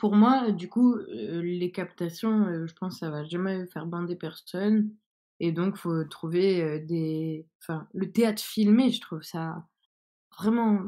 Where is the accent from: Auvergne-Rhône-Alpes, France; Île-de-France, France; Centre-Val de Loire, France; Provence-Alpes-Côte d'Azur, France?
Île-de-France, France; Saint-Denis; now in Strasbourg, France; moi j'habite maintenant à Strasbourg, mais là, par exemple, je suis à Saint-Denis et c'est donc là d'où je viens